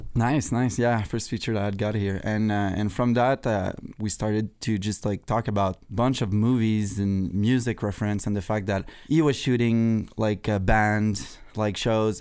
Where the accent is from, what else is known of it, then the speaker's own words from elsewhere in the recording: Canada; I was obsessed with the American flag, being Canadian